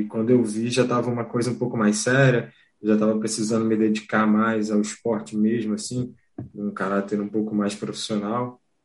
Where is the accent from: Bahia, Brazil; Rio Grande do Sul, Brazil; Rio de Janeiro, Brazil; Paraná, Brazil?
Rio de Janeiro, Brazil; eu sou do Rio de Janeiro, mas eu conheci o Sara em Belo Horizonte